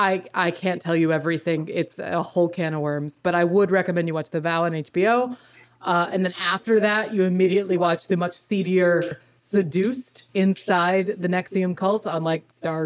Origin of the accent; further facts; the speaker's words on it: New York, United States; So as a New Yorker, it is my duty to name one of New York State's very own cults